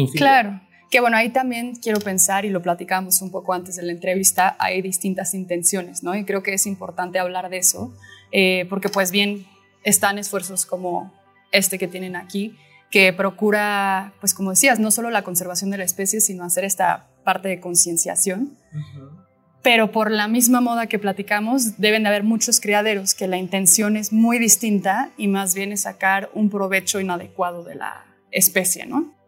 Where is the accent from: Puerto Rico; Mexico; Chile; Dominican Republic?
Mexico; Parte de nuestro patrimonio, ¿no? Como mexicanos